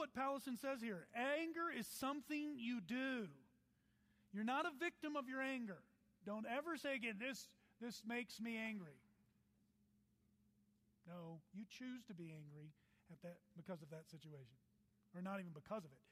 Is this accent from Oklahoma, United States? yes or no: yes; Oklahoma, United States; I'm from Oklahoma, but I'm an Italian, angry Oklahoman